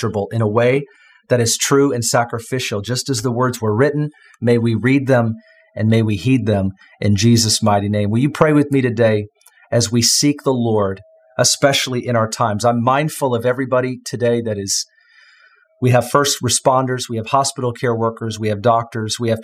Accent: United States; as an American

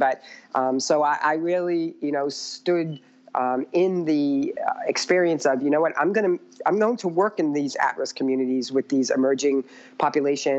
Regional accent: Methuen, Massachusetts, United States

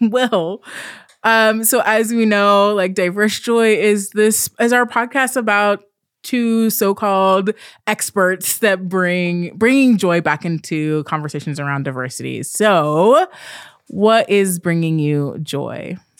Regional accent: Pacific Northwest, United States; also born or lived in Portland, Oregon; I'm from the Pacific Northwest. I live outside of, right outside of Portland, Oregon.

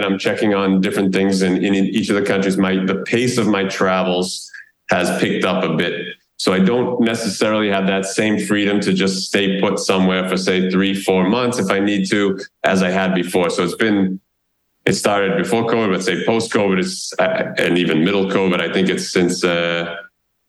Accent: United States; moved away as an adult; now in Raleigh, United States; live in my home country

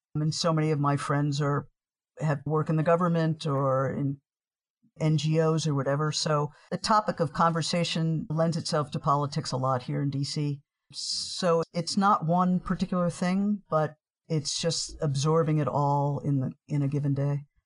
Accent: New York City, New York, United States; moved away as an adult; also born or lived in Poughkeepsie; now in Washington, D.C., United States; I grew up in New York City

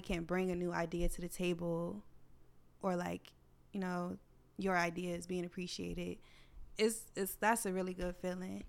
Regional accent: United States

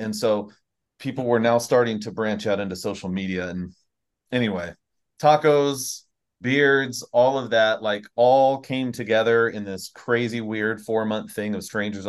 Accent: Southern California, United States; I grew up in Southern California eating tacos.

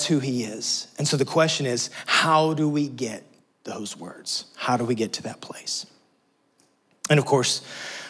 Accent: Texas, United States; moved away as an adult; now in Tennessee, United States; We're from Texas.

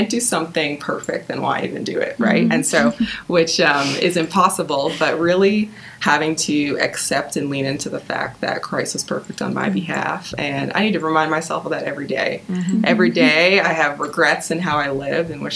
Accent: Nobleton, Ontario, Canada; I grew up in the Greater Toronto Area, in a town called Nobleton

